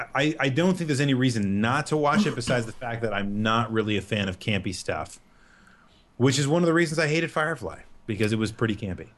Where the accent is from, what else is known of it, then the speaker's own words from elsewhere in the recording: United States; as an American